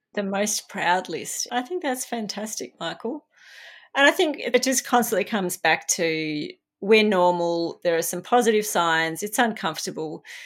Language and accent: English; Australia; In Australia, it was the tall poppy syndrome. We're brought up, you never big note yourself